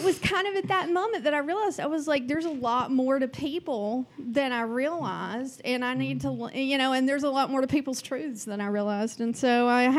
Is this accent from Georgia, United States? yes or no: yes; Georgia, United States; accent: Southeast drawl; moved away as an adult; I'm from Georgia, and this was at a time when I was fresh out of Georgia